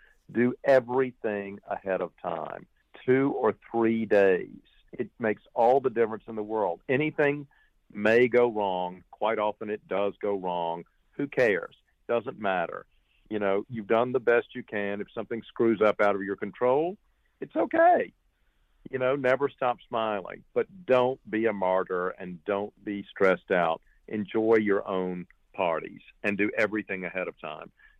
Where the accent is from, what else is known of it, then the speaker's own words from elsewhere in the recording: Georgia, United States; also born or lived in France; I grew up there as much as I grew up in Georgia